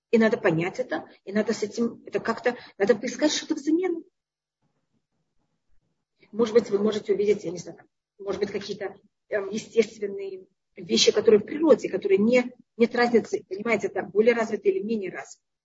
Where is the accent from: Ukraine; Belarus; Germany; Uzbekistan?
Uzbekistan; Tashkent; now in Israel; я приехала из Ташкента, который там не был такой высокий уровень, а Израиль в то время, когда я приехала, был более низкий.